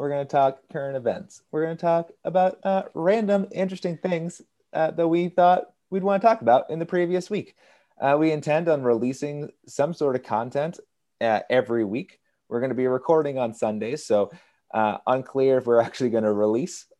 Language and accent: English; Northern New Hampshire, United States; moved away as an adult; also born or lived in Portland, Maine; now in Wisconsin, United States; I was born in Portland, Maine. I lived the majority of my life in New England, specifically Northern New Hampshire. And now I'm in, Wisconsin